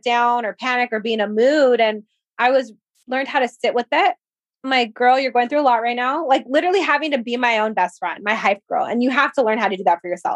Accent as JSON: {"language": "English", "town": "Whittier", "region": "California", "country": "United States", "tie": "born or raised there", "said": "my hometown in Whittier"}